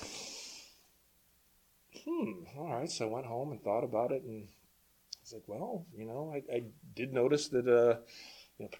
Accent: Chicago, Illinois, United States; now in Minnesota, United States; I actually grew up in Chicago, but we have no family there anymore

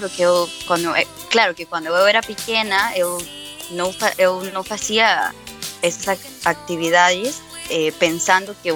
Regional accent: Brazil; Portuguese is a second language; meu português é um pouco enrolado, porque eu não falo muito português, mas eu sou brasileira.

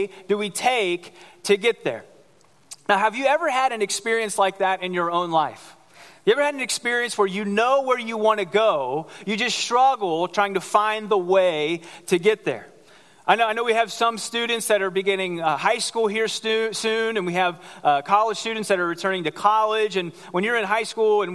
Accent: Cincinnati, Ohio, United States; moved away; I grew up in Ohio in Cincinnati

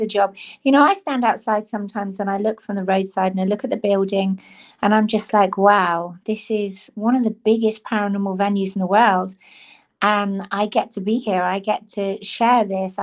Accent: Cornwall, South West England, United Kingdom; I was born and brought up in Cornwall, so I am Cornish by birth

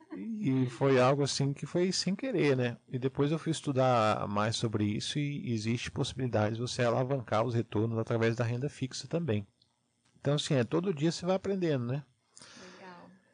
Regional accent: Salvador, Bahia, Brazil; now in Curitiba, Brazil; eu não sou aqui de Curitiba, né? É, eu sou de Salvador, Bahia, moro aqui já há 12 anos

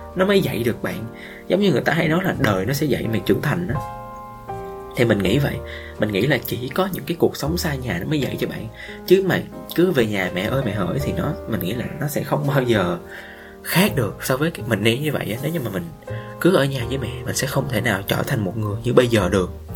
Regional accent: Vietnam; moved away as an adult; now in Ho Chi Minh City, Vietnam; ở trên sài gòn vài ba tháng rồi về quê một lần mình sẽ trân trọng được những cái điều ở quê hương của mình hơn nói quê vậy nó cũng ở sát bên thôi

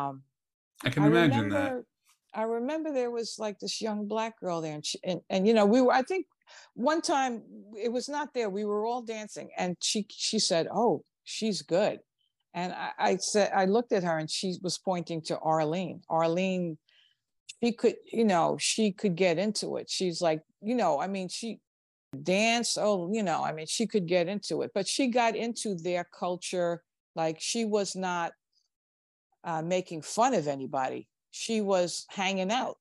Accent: New York City, New York, United States; we grew up in Crown Heights

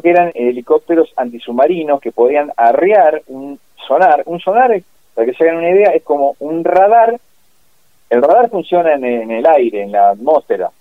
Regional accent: Pigüé, Buenos Aires Province, Argentina; also born or lived in Bahía Blanca; yo me crié, como te dije, cerca de Bahía Blanca, de Pigüe, lo mismo, una zona agrícola ganadera.

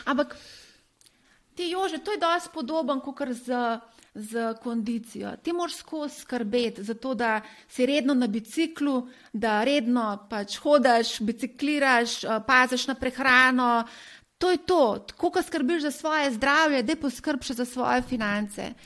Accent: Slovenia

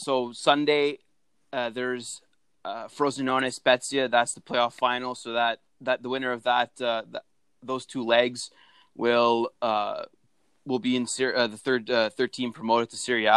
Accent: Canada; as a Canadian and a soccer fan

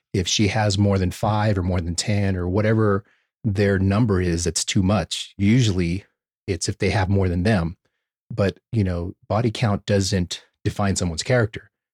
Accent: United States; being American

